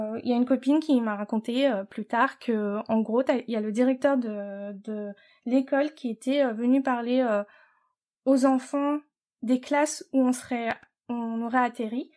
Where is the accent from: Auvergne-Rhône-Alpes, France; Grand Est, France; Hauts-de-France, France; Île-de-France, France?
Île-de-France, France; Paris; moved away as an adult; now in United States; je suis française. Euh, je suis née à Paris, de parents d'origine asiatique